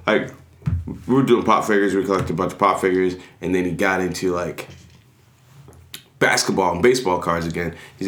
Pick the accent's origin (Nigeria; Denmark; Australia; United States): Nigeria; I'm Nigerian